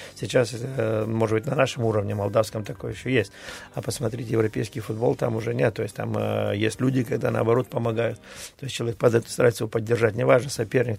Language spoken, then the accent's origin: Russian; Tiraspol, Transnistria, Moldova; also born or lived in Bishkek (Frunze), Kyrgyzstan; я родился в Тирасполе, футбол играл э, в Киргизии, во Фрунзе